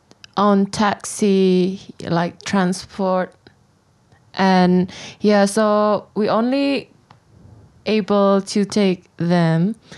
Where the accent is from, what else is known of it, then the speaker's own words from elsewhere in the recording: Tangerang, Banten, Indonesia; moved away as an adult; now in Yogyakarta, Indonesia; I'm from Tangerang, so it is a city nearby Jakarta, but it is not Jakarta. And I decided to move to Jogja because I had to study there. And now I'm working in Jogja.